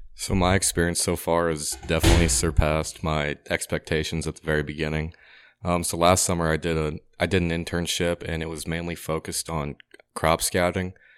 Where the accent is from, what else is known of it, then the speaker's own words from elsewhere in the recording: Gillespie, Illinois, United States; I grew up in Gillespie, Illinois